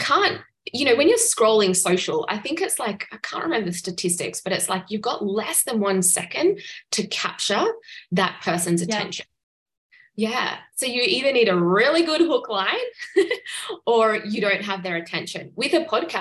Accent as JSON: {"language": "English", "country": "Australia", "said": "I'm from Australia"}